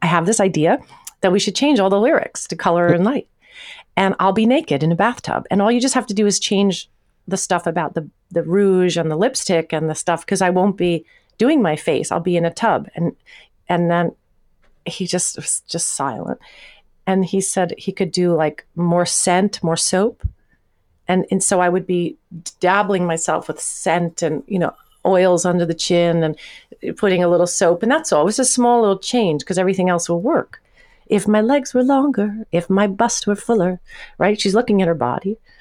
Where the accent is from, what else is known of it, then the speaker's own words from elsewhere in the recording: Long Island, New York, United States; also born or lived in Manhasset / Manhattan; now in New York, United States; I'm a girl from Long Island